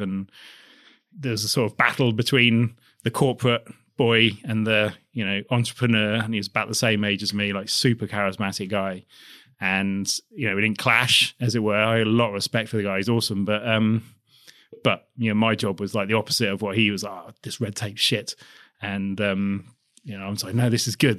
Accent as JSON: {"language": "English", "town": "Basingstoke", "region": "South East England", "country": "United Kingdom", "tie": "born or raised there", "said": "I grew up, I'm from, from Hampshire, just outside Basingstoke"}